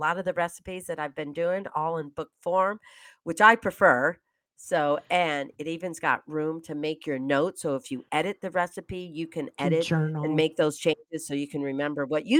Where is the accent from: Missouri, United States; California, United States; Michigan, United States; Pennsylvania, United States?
Michigan, United States; So we have Chris from East Lansing, Michigan, my home state.